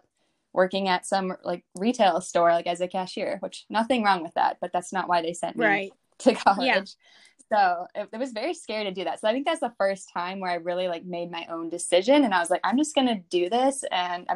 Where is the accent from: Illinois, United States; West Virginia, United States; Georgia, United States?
Illinois, United States; Chicago; moved away as an adult; also born or lived in Indiana; now in New York City, United States; I'm from Chicago, and I went to college in Indiana at Ball State University, and I moved to New York City in 2018